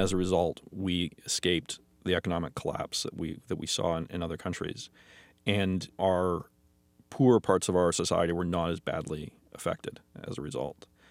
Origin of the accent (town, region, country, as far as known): Canada